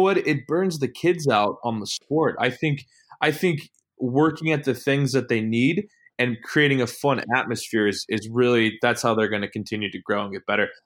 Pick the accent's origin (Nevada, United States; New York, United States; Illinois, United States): Illinois, United States; moved away as an adult; also born or lived in Dubuque, Iowa / West Coast / Kenosha, Wisconsin; I'm from Illinois, born and raised